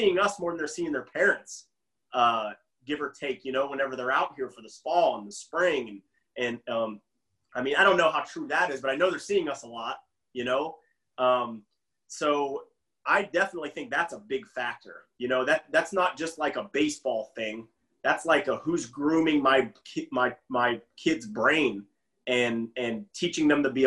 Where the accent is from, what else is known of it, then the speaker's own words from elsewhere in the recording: Beaver County, Pennsylvania, United States; moved away; I would teach a bunch in the area I'm from in Beaver County, Pennsylvania